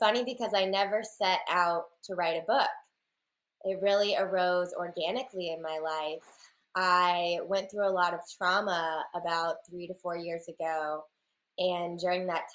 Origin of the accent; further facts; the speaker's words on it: Raleigh, North Carolina, United States; I'm from Raleigh, North Carolina in the United States